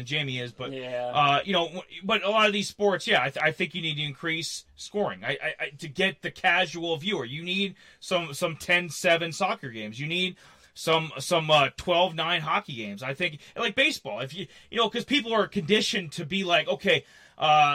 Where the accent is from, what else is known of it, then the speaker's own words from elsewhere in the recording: Minnesota or South Dakota, Midwest, United States; I grew up in Minnesota or South Dakota